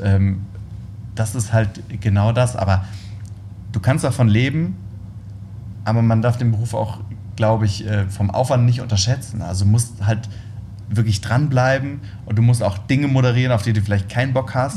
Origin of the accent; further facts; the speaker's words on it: Worms, Rhineland-Palatinate, Germany; ich komme ja aus Worms